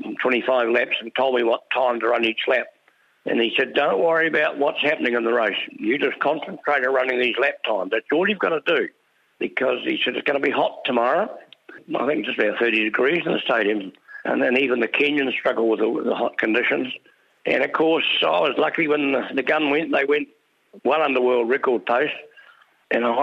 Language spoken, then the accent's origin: English; New Zealand; being a Kiwi